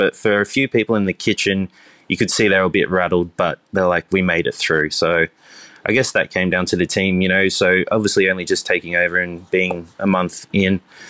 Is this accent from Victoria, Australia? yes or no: no; Cronulla, New South Wales, Australia; So I grew up in Cronulla, the Sutherland Shire.